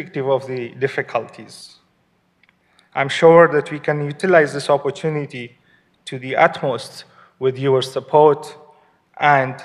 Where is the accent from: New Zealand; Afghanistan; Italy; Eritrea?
Afghanistan; moved away as an adult; now in United States; I'm from Afghanistan and a lawyer by profession.